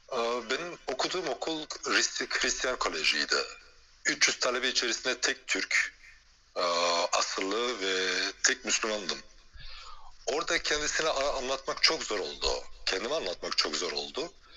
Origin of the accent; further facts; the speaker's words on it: Belgium; moved away as an adult; also born or lived in China / France; now in Istanbul, Turkey; Belçika'da doğdum büyüdüm. Göçmen aile çocuğuyum.